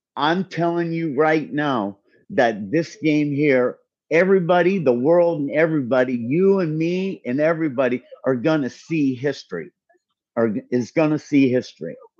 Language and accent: English; Bay Area, California, United States; I grew up in the Bay Area in the seventies.